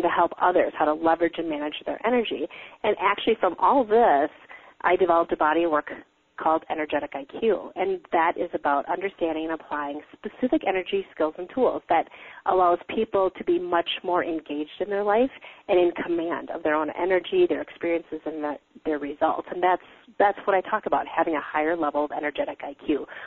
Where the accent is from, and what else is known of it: Wisconsin, United States; born or raised there